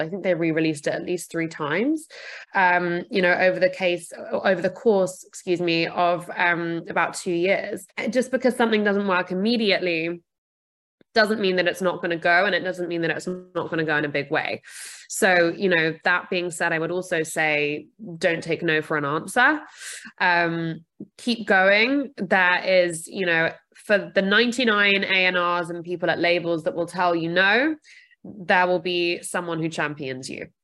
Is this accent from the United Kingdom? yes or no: yes; United Kingdom; I'm also British.